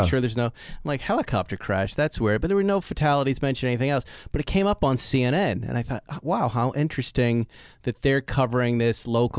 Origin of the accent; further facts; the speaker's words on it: West Bridgewater, Massachusetts, United States; I grew up with in West Bridgewater, Massachusetts.